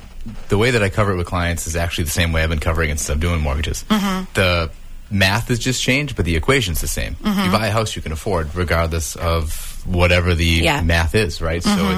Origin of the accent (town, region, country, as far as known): Marshfield, Massachusetts, United States; born or raised there